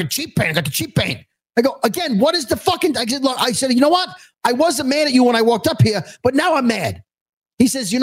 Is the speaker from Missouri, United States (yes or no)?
no; New York City, New York, United States; that's how I speak. I'm from Brooklyn